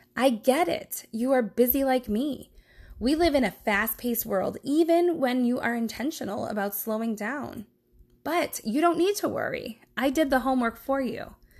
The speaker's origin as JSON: {"language": "English", "town": "Brooklyn", "region": "Ohio", "country": "United States", "tie": "born or raised there", "also_born_or_lived": "Milwaukee, Wisconsin / East Coast", "moved": "as an adult", "said": "I grew up in Brooklyn, Ohio, which is a suburb of Cleveland"}